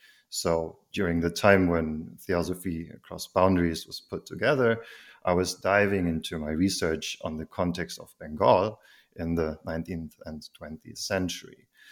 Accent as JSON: {"language": "English", "town": "Heidelberg", "region": "Baden-Württemberg", "country": "Germany", "second_language": "English", "said": "I am actually from Heidelberg. I'm one of the very rare indigenous species that is actually from there."}